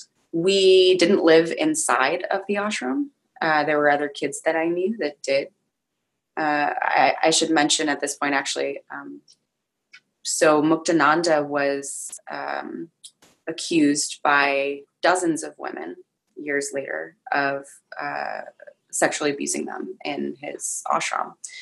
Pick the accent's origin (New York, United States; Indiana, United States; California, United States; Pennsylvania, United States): California, United States; Oakland; born there; I was born in Oakland, California in 1985.